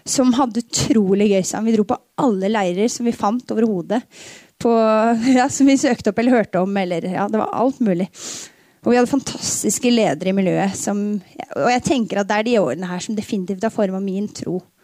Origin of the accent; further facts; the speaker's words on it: Tønsberg, Vestfold, Norway; Jeg flytta aldri fra Dønsberg